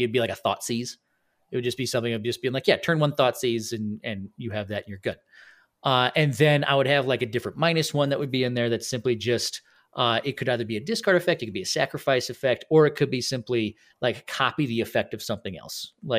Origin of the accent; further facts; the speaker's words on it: Ireland; I mean, I'm Irish, so no.